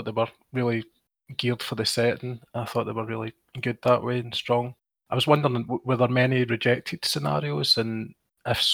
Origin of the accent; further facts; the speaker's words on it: Scotland, United Kingdom